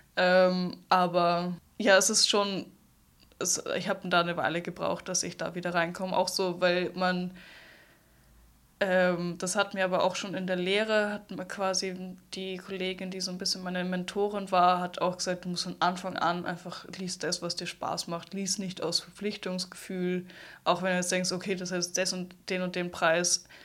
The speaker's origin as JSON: {"language": "German", "region": "Salzburg", "country": "Austria", "also_born_or_lived": "Hamburg, Germany", "said": "als Salzburgerin"}